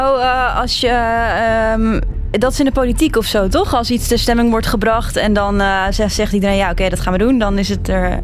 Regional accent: Netherlands; now in Belgium

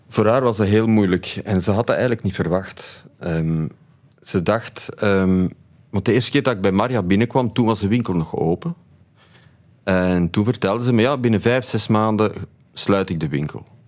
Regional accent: Tienen, Flanders, Belgium; Opgegroeid in Tini, in een drogisterij van mijn ouders.

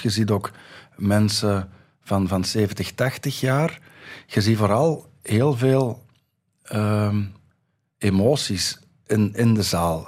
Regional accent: Dendermonde, Flanders, Belgium; ik ben nog geboren in Dendermonde.

